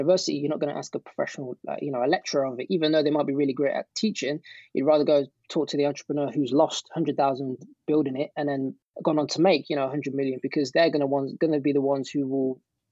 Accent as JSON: {"language": "English", "country": "United Kingdom", "accent": "British", "said": "my British accent"}